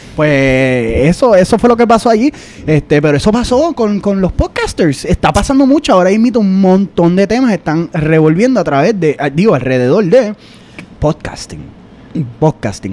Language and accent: Spanish; Puerto Rico; moved away; nosotros somos puertorriqueños